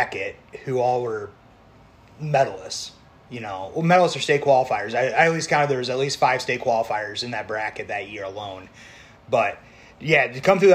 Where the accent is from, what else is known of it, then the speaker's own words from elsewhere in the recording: Cascade, Iowa, United States; Cascade, Iowa, my hometown, 2,000 people